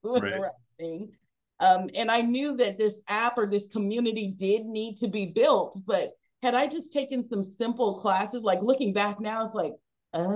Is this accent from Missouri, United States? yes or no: no; Texas, United States; I've just really been mostly Texas, and I'm a Texan